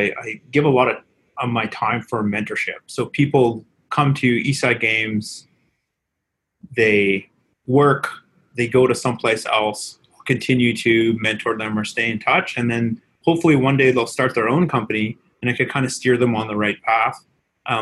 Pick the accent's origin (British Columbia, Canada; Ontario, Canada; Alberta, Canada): British Columbia, Canada; Vancouver; I'm from Vancouver